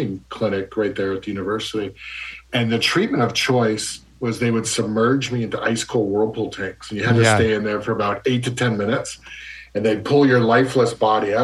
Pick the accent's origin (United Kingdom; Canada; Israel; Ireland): Canada; moved away; also born or lived in Ontario; I'm from Canada originally.